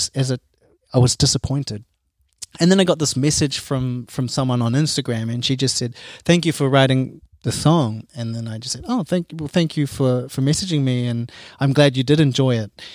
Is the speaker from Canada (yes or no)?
no; Auckland, New Zealand; now in Cologne, Germany; I come from Auckland